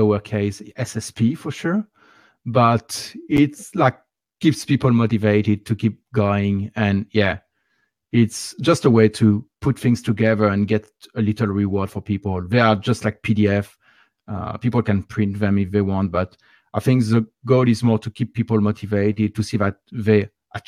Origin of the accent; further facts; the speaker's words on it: France; accent: French; English is a second language; my nice French accent